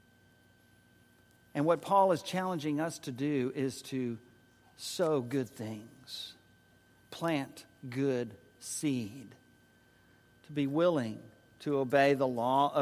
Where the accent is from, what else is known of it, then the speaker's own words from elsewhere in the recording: San Antonio, Texas, United States; moved away as an adult; also born or lived in Dallas-Fort Worth, Texas / Oklahoma City, Oklahoma / Winston-Salem, North Carolina; now in Tyler, United States; a city boy born and raised in San Antonio